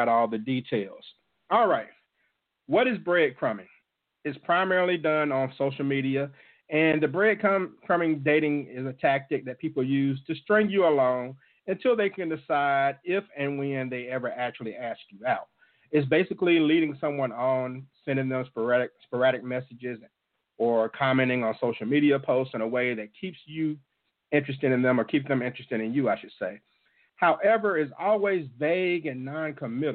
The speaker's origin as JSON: {"language": "English", "town": "Jackson", "region": "Mississippi", "country": "United States", "tie": "born or raised there", "said": "my hometown of Jackson, Mississippi"}